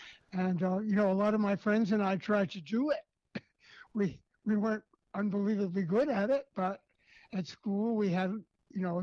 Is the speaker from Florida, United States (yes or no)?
no; New York City, New York, United States; I was born and raised in New York City, where I still live today